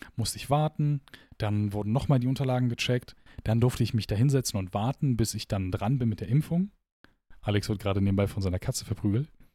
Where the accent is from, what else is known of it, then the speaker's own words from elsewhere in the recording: Gladbach, North Rhine-Westphalia, Germany; moved away as an adult; now in Aachen, Germany; wir kommen aus Gladbach.